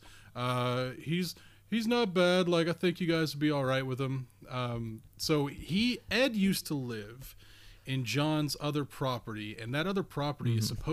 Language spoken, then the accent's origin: English; Nova Scotia, Canada; also born or lived in southern Ontario; now in Ontario, Canada; I'm originally from Nova Scotia